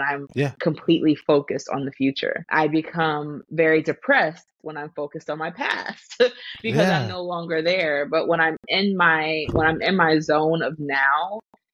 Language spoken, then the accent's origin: English; Florida, United States; I am in Florida, born and raised in this sunny state that's usually rainy